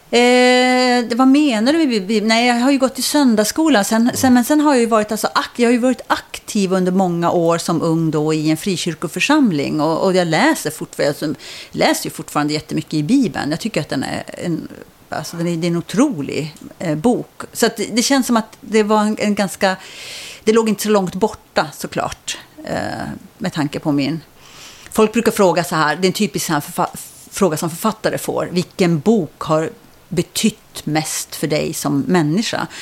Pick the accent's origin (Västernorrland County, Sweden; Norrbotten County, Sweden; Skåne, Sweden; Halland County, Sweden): Norrbotten County, Sweden; Kiruna; moved away; also born or lived in Uppsala / Stockholm / Nyköping; därför är jag uppvuxen i, i Kiruna.